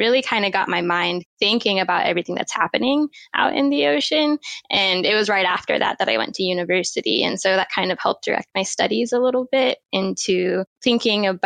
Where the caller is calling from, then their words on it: Wellington, New Zealand; Wellington, New Zealand.